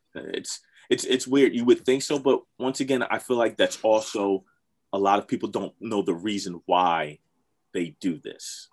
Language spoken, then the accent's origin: English; Philadelphia, Pennsylvania, United States; growing up in Philly